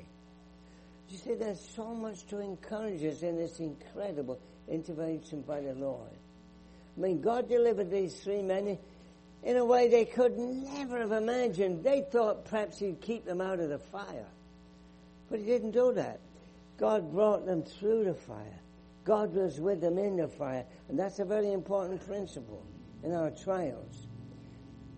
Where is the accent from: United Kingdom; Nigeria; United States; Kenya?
United Kingdom; England; moved away; I grew up in England. You can tell from my accent